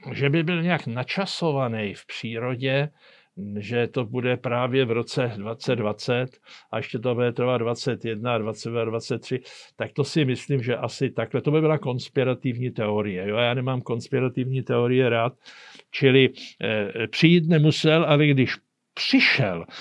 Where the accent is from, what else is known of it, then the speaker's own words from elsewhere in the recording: Czechia; U nás v Čechách